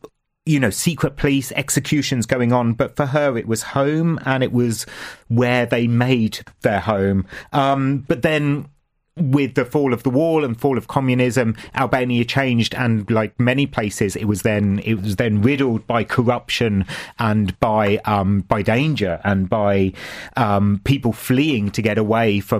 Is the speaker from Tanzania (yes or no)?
no; England, United Kingdom; now in Ireland; me from my English background